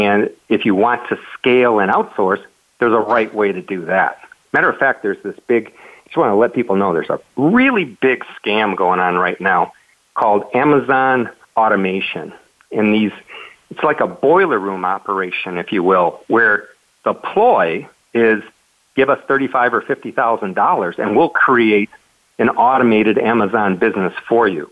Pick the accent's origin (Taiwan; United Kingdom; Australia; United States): United States; Michigan; moved away as an adult; also born or lived in Las Vegas, Nevada; now in Puerto Rico; I'm from Michigan, and so basically I grew up never wanting to see snow again